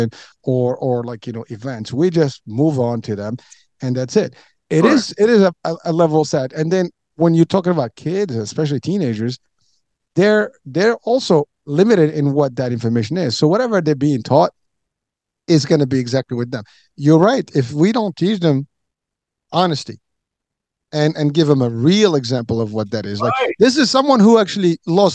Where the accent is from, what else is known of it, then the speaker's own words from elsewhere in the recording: Morocco; moved away; I'm from Morocco